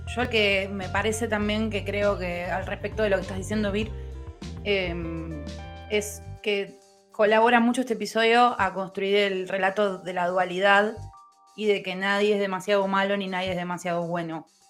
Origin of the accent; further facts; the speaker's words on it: Lomas de Zamora, Buenos Aires Province, Argentina; soy de Lomas